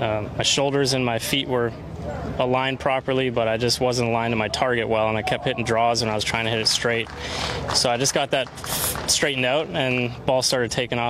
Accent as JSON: {"language": "English", "country": "Canada", "said": "my home country."}